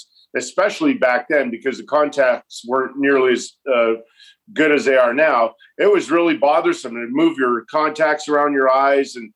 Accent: Edmonton, Alberta, Canada; as a kid growing up in Edmonton

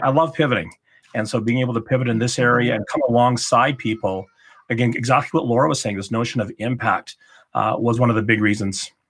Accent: Calgary, Alberta, Canada; moved away as an adult; also born or lived in Ottawa; to move back to my hometown of Calgary

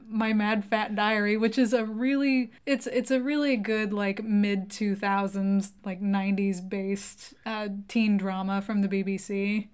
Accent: United States; we're American

